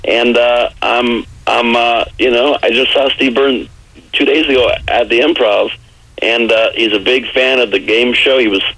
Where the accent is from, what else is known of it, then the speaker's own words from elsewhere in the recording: Canada; I'm sorry. I'm Canadian. I'm better than you.